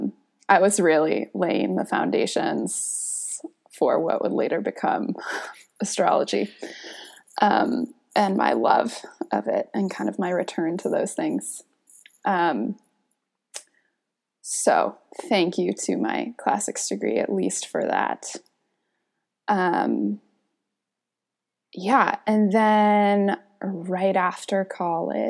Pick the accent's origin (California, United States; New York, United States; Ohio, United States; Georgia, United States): California, United States; Northern; I was born in Northern California, kind of spent the early part of my life in like, in this kind of co-housing agricultural community